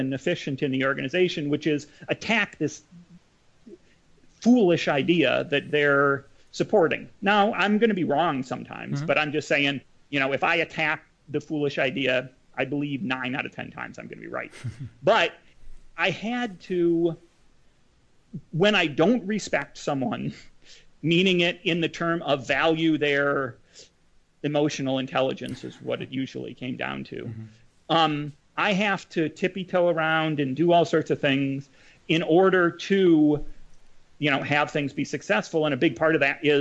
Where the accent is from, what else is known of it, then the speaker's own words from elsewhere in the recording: Madison, Wisconsin, United States; I grew up in Madison again, son of a professor